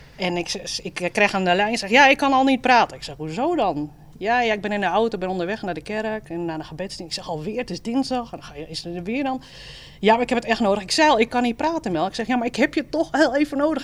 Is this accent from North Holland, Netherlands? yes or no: yes; Amsterdam, North Holland, Netherlands; accent: Amsterdam; je hoort ook dat ik uit Amsterdam kom